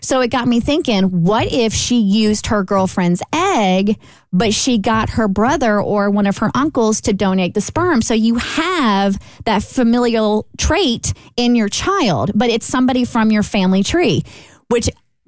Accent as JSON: {"language": "English", "region": "Kentucky", "country": "United States", "said": "See, we're all from Kentucky, so I felt this was a completely suitable question to ponder."}